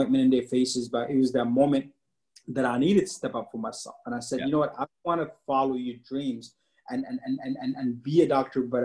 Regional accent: Dubai, United Arab Emirates; also born or lived in Sudan (parents); now in United States; We grew up in the Middle East, Dubai to be exact, for like 15 years.

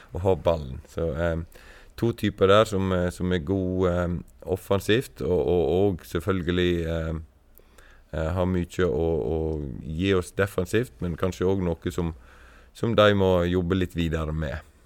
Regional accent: Stryn, Vestland, Norway; moved away as an adult; also born or lived in Sogndal; jeg er fra Stryn

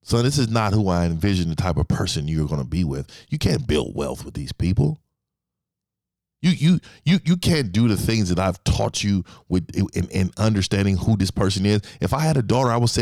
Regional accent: San Francisco, California, United States; I'm from the Bay Area, San Francisco, born and raised in Fillmore District

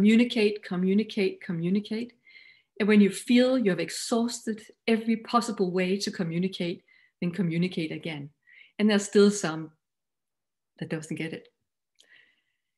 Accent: Denmark; English is a second language; You might find my accent a little funny, but I am Danish

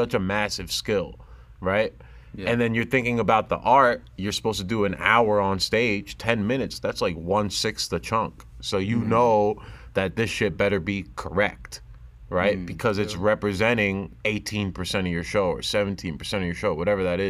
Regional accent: New Jersey, United States; I'm a kid from New Jersey who just happens to be Muslim and Pakistani

